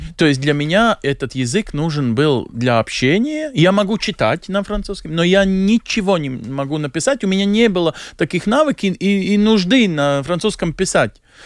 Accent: Latvia; moved away as an adult; also born or lived in Belgium; как латыш

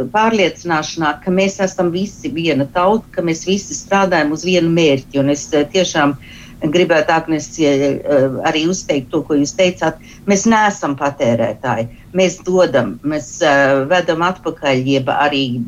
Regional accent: Australia; esmu dzimusi, augusi Austrālijas trimdā

